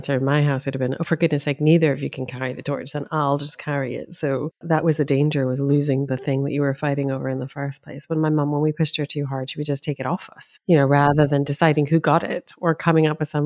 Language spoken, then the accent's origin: English; United States; now in United Kingdom; Americans and our homecoming traditions